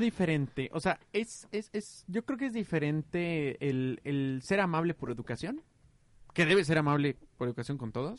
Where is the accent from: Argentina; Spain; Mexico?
Mexico; yo fui criado en México